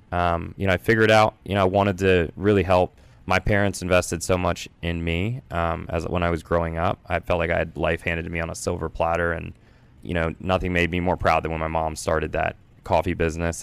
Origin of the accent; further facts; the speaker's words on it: Culpeper, Virginia, United States; I grew up in Culpeper, Virginia